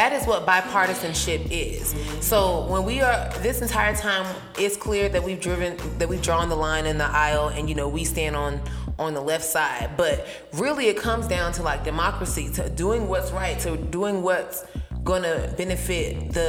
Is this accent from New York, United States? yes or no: no; Philadelphia, Pennsylvania, United States; moved away; Joe Biden won my home state of PA.